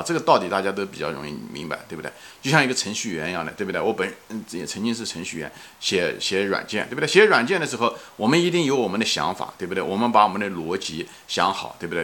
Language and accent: Chinese; China; 我们中国人很多人都是无神论者